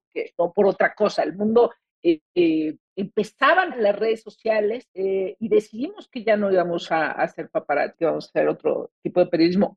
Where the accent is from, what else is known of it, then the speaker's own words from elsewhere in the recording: Mexico; nuestra percepción como mexicanos